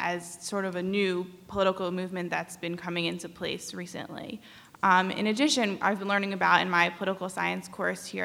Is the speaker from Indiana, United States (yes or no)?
no; New Jersey, United States; I'm originally from New Jersey